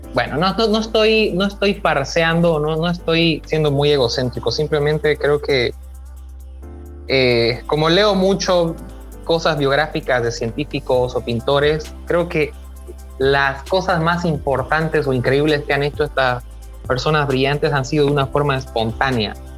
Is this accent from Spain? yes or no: no; Bolivia; en mi país, aquí en Bolivia